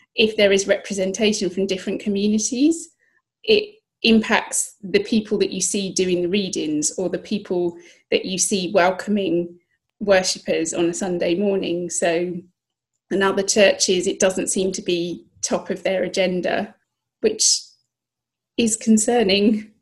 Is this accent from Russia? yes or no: no; Kent, South East England, United Kingdom; first language English; also born or lived in southeast London; I was born in Kent, uh, southeast England